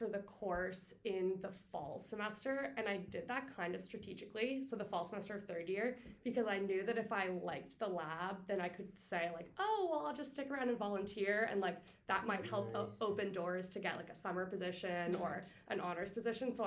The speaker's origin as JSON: {"language": "English", "area": "Cape Breton", "region": "Nova Scotia", "country": "Canada", "also_born_or_lived": "Halifax, Nova Scotia", "moved": "as an adult", "said": "I'm from Cape Breton."}